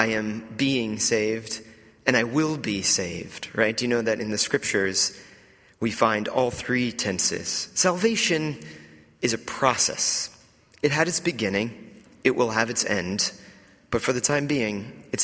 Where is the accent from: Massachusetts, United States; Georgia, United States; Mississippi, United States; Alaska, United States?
Georgia, United States; Atlanta; moved away as an adult; also born or lived in New York; I grew up in the Bible Belt in Atlanta, Georgia, in the outskirts of Atlanta